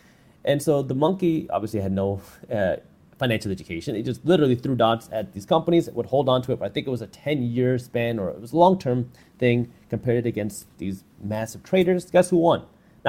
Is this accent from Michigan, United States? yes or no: yes; Michigan, United States; I'm from Michigan, right? We have snow there.